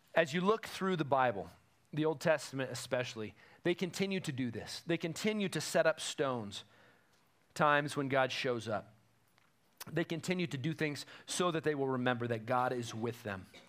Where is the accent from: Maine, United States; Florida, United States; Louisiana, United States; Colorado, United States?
Colorado, United States; Woodland Park; moved away; I have a place in the town I grew up in in Colorado